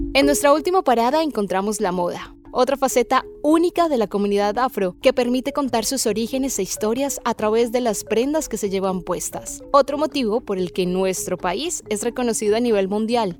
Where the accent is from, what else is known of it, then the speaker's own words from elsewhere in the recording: Colombia; en nuestro país